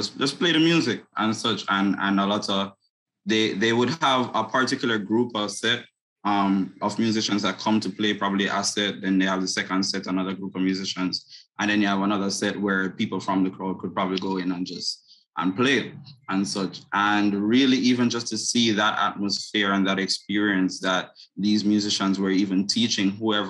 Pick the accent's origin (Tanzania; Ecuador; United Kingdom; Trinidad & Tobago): Trinidad & Tobago; also born or lived in Jamaica / Haiti; I'm born Trinidad, but I grew up in Jamaica, Trinidad, and Haiti.